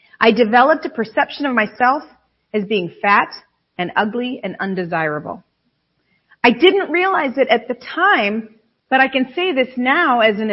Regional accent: Western New York State, United States; we're from Western New York State.

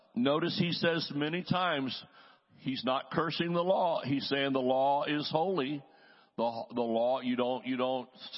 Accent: the South, United States; I'm from the South. We say y'all.

